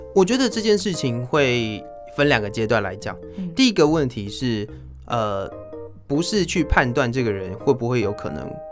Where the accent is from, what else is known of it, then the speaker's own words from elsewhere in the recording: Taiwan; 我们台湾人喜欢韩国明星。